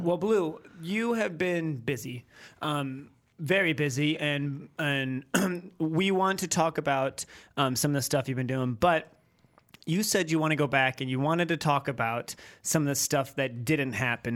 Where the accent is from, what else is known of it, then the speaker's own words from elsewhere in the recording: near Kenmore, New York, United States; I grew up right there. I grew up ten minutes from that place